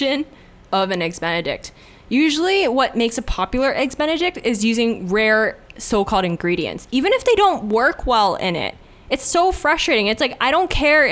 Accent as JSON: {"language": "English", "country": "Hong Kong", "tie": "born or raised there", "moved": "yes", "said": "growing up in Hong Kong"}